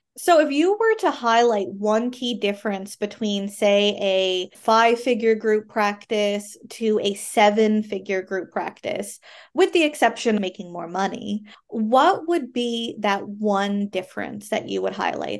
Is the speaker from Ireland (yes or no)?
no; Canada; I am a Canadian social worker